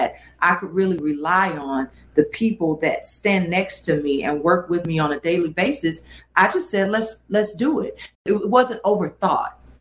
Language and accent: English; Gatlinburg and Pigeon Forge, Tennessee, United States; I grew up hanging in Gatlinburg and Pigeon Forge